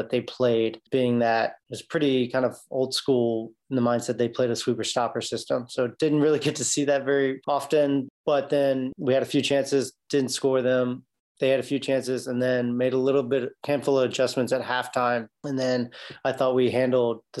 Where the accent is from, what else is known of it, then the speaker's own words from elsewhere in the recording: Newport News, Virginia, United States; I basically have lived my whole life in Newport News, Virginia. Went away for four years in college. I went to Methodist University down in Fayetteville, North Carolina, and then played there, played four years there, graduated with an accounting degree, came back to Newport News